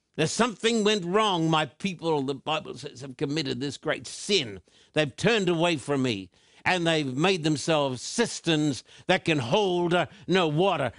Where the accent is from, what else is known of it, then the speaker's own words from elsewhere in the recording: Australia; moved away as an adult; now in Southern California, United States; the land of my birth, the land down under, Australia